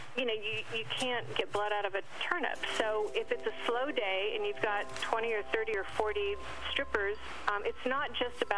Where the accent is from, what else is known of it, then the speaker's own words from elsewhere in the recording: San Diego, California, United States; In San Diego. I grew up in San Diego